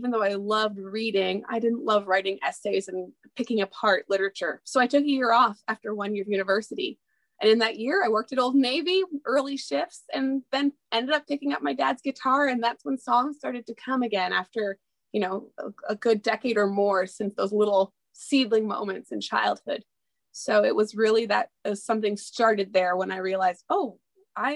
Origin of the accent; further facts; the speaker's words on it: Ontario, Canada; also born or lived in East Coast of Canada / Memphis, Tennessee; I currently live in the capital of Canada in Ottawa, Ontario. I have grown up throughout Ontario